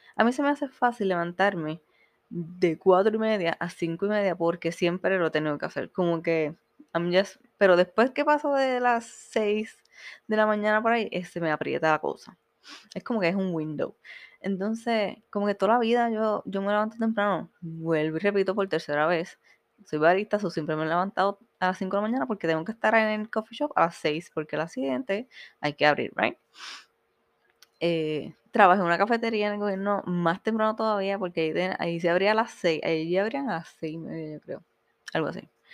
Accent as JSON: {"language": "Spanish", "country": "Puerto Rico", "moved": "as an adult", "lives_now": "Miami, United States", "said": "como puertorriqueños tenemos"}